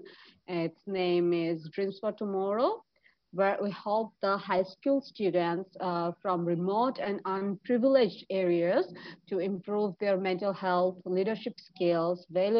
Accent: Dhaka, Dhaka Division, Bangladesh; I am from Dhaka, Bangladesh

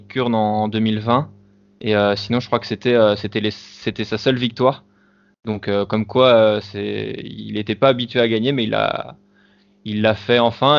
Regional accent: France; en tant que Français

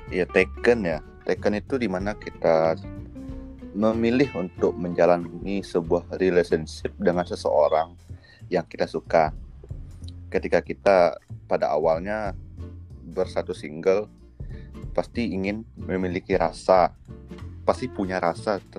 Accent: Padang, West Sumatra, Indonesia; Orang Padang. Aku orang Padang.

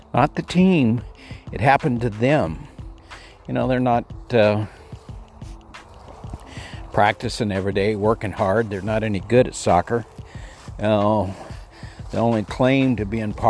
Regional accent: El Paso, Texas, United States; I grew up in Texas in El Paso

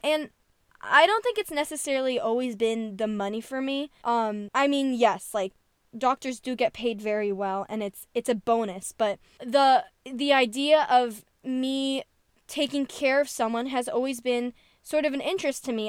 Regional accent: New Jersey, United States; I'm from New Jersey

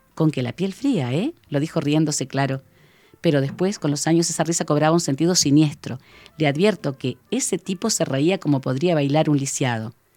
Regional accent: Uruguay

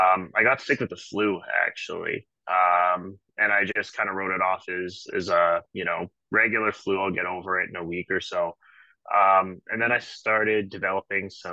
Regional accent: Manitoba, Canada; now in Calgary, Canada; I reside in Calgary, Alberta. I'm from Manitoba originally.

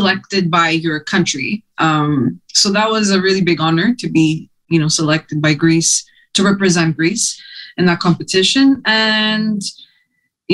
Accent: Montreal, Quebec, Canada; first language Greek; English and French, of course, when you're growing up in Montreal

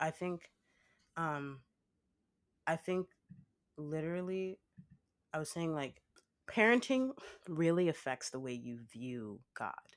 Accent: Nigeria; I'm Nigerian

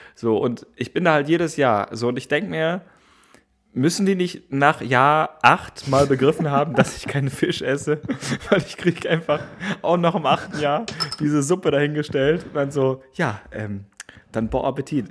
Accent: Gevelsberg, North Rhine-Westphalia, Germany; now in Berlin, Germany; in meiner Heimat Gebelsberg

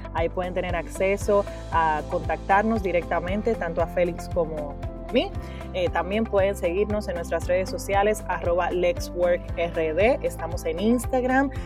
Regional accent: Dominican Republic; moved away; also born or lived in United States; yo vivimos en República Dominicana pero yo viví en Estados Unidos, regresé al país en octubre del 2016

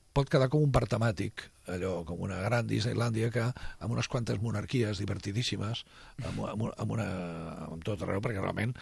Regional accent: Catalonia, Spain; els que som catalans

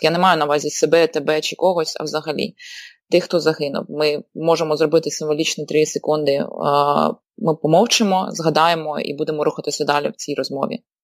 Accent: Donbas, Ukraine; moved away; я з Донбасу і моя родина, на жаль, ще досі лишається в окупації

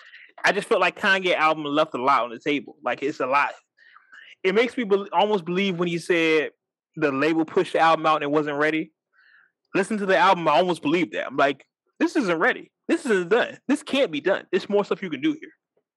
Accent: California, United States; Like, yeah, I'm from California.

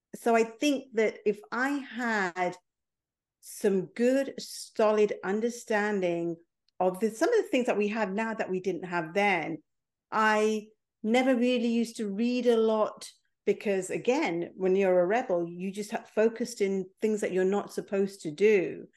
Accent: England, United Kingdom; also born or lived in Mombasa, Kenya; I was born in Kenya. I was five months old when my parents left Mombasa and came to England

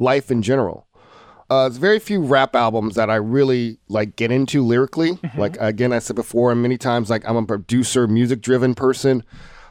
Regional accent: Atlanta, Georgia, United States; moved away; I'm originally from Atlanta

